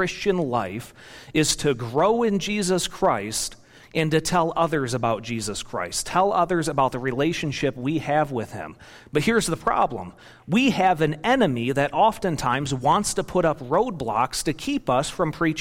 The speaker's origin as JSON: {"language": "English", "region": "Michigan", "country": "United States", "tie": "born or raised there", "also_born_or_lived": "Kentucky / Indiana", "moved": "as an adult", "lives_now": "Wisconsin, United States", "said": "I was born and raised in Michigan"}